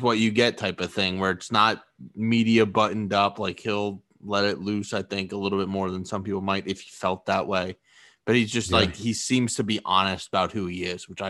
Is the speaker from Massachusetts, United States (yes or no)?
yes; a town on the Boston Marathon route, Massachusetts, United States; moved away; if we're in our hometown, it runs through my hometown.